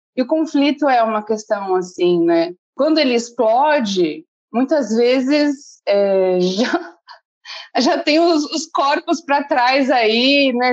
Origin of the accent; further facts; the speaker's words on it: Bertioga, São Paulo, Brazil; moro aqui desde pequena.